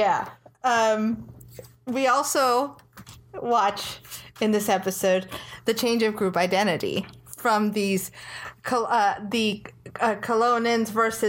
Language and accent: English; United States; I'm an American.